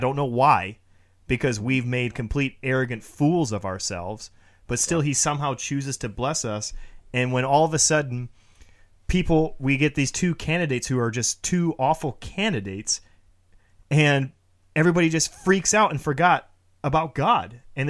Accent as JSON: {"language": "English", "country": "United States", "lives_now": "Flint, United States", "said": "I am very, very excited and blessed that I'm an American."}